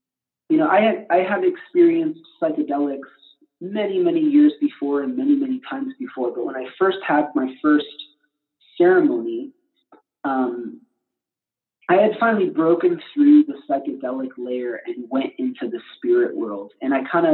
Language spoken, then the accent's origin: English; Detroit, Michigan, United States; I grew up in the Detroit area